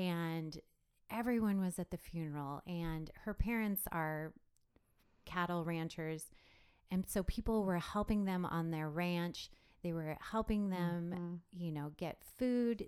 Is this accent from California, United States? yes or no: no; Lexington, Nebraska, United States; I am Nebraska born and bred. Um, I grew up in Lexington, which is in central Nebraska